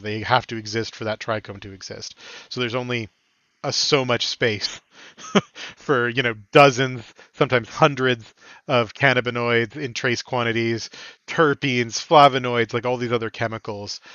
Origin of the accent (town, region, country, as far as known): Canada